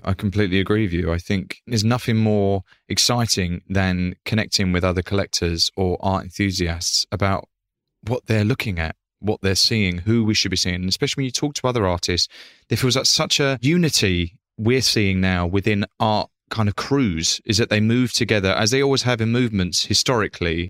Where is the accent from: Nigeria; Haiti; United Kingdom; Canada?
United Kingdom; Essex, East of England; I come from Essex working class family